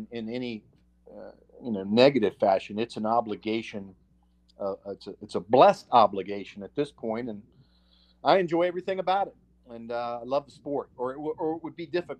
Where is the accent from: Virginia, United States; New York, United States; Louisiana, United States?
Virginia, United States; Roanoke; I'm from Roanoke, born and raised, my folks are from here. I reside here